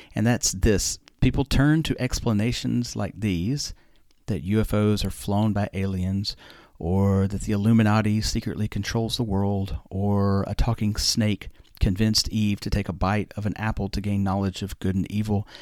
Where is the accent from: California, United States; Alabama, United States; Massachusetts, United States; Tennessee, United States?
Alabama, United States; I'm from Alabama. I used to watch my mom make sweet tea